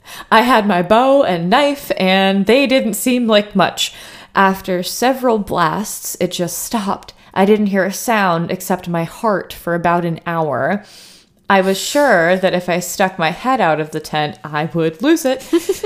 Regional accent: New Jersey, United States; I spent a lot of time in the Pine Barrens when I was growing up in New Jersey and had my share of strange experiences.

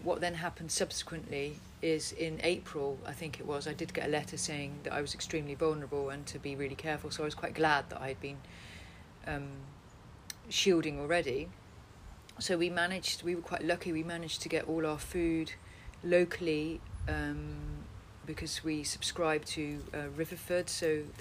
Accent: Netherlands; moved away; my Dutch ballet friends from when I was brought up in Holland

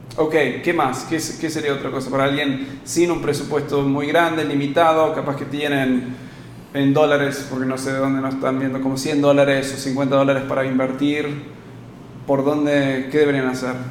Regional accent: United States; moved away; soy gringo, soy, eh, eh, o sea, me eduqué en Estados Unidos

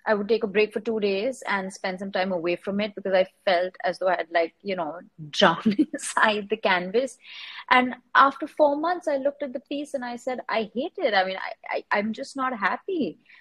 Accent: Mumbai, Maharashtra, India; I grew up in Bombay, I was born here.

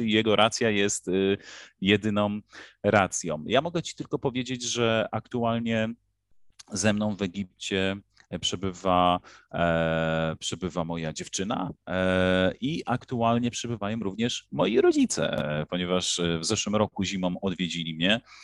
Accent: Poland; moved away as an adult; now in Egypt; w naszym kraju

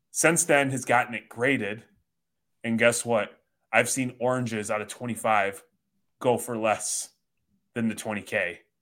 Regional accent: Chicago, Illinois, United States; now in Michigan, United States

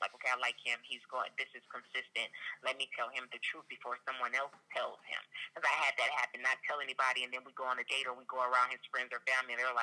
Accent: Los Angeles, California, United States; I'm from Los Angeles, so a lot of people in L.A. knew about me

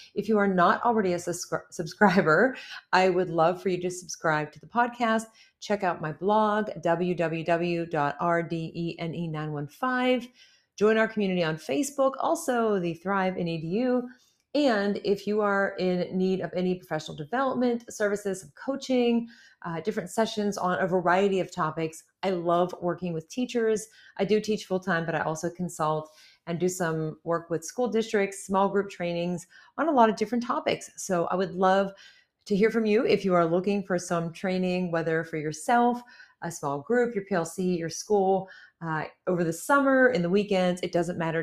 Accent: near Pittsburgh, Pennsylvania, United States; my hometown

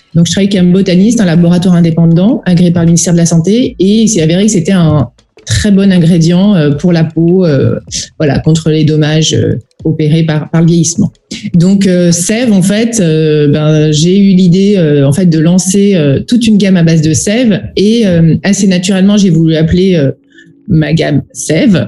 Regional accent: Auvergne-Rhône-Alpes, France; je suis originaire d'Auvergne

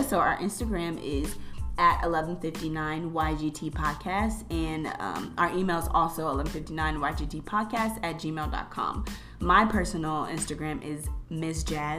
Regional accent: Chicago, Illinois, United States; also born or lived in North Carolina; We're from Chicago, and we attended Whitney Young.

